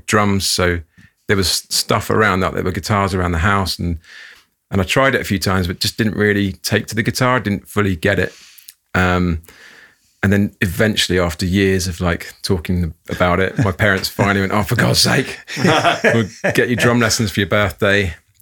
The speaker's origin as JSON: {"language": "English", "region": "London", "country": "United Kingdom", "tie": "born or raised there", "said": "I grew up in North London"}